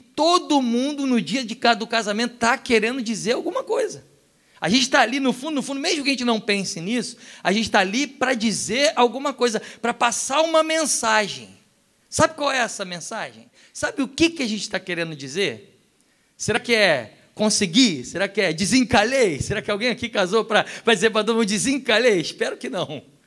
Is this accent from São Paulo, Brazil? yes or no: no; Rio de Janeiro, Brazil; also born or lived in Europe; como um bom carioca